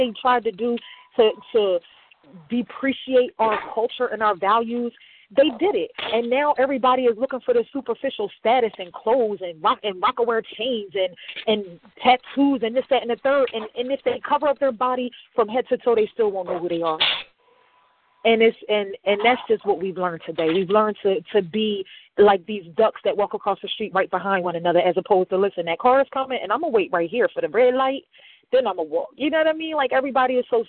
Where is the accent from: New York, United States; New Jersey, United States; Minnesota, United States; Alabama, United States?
New Jersey, United States; Camden; I'm from Camden, New Jersey